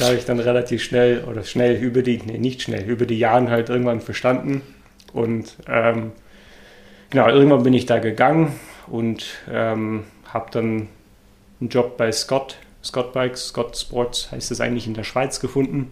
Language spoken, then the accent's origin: German; Netherlands; German is a second language; moved away as an adult; now in Germany; ich äh, bin gebürtiger Holländer